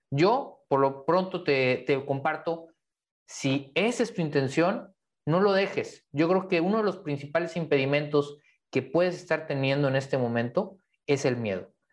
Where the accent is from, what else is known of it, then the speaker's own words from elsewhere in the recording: Mexico; los que somos mexicanos